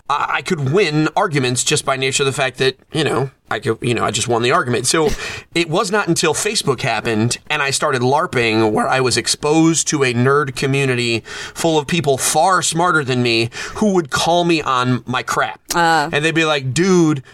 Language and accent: English; Bangor, Maine, United States; moved away; I was born in Bangor, Maine, down the street from Stephen King